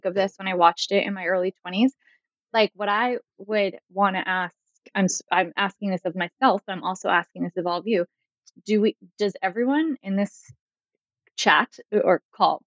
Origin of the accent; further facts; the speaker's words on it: Northeast, United States; I'm from the Northeast